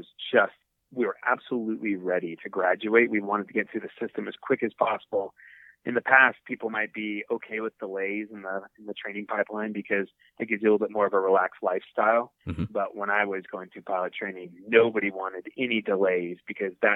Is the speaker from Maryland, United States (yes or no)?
no; Seattle, Washington, United States; I grew up in Seattle